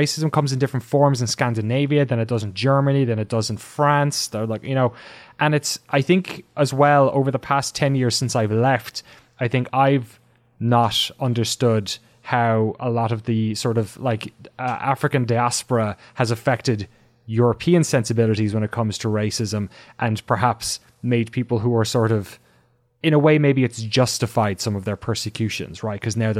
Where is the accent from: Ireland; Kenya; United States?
Ireland; I was an Irish guy in London, and I thought I'd be persecuted, of course, because I was, you know, I'm an Irish guy in London.